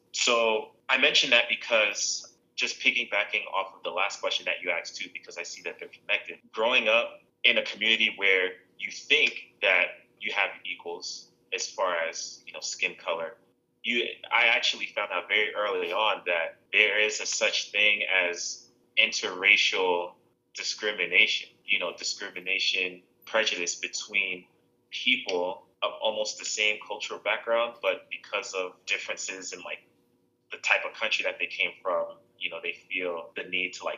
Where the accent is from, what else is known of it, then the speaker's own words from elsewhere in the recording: New Jersey, United States; Yes, but not my family. My family is from Haiti, Port-au-Prince, Haiti